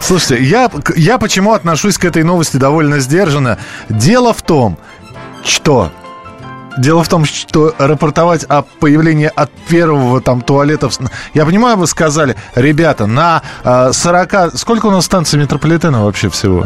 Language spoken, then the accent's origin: Russian; Moscow, Russia; москвич, проживший сорок лет в Москве